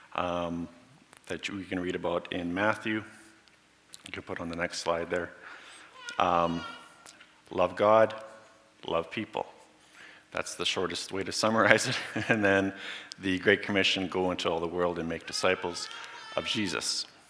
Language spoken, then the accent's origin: English; Borden, Saskatchewan, Canada; I grew up in Borden. Went from kindergarten to grade 12 in Borden.